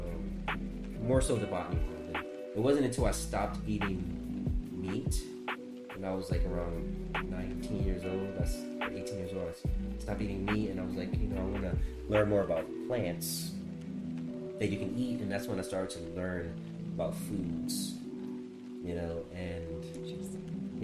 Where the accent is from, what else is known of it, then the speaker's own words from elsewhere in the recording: New York, United States; growing up in New York